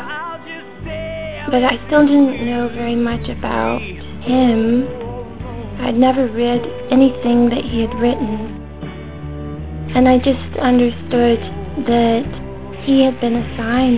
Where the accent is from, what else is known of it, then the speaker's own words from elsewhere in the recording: United States; I'm from America